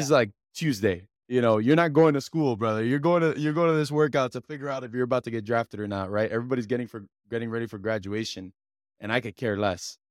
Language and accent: English; Hialeah, Florida, United States; I'm a kid from Hialeah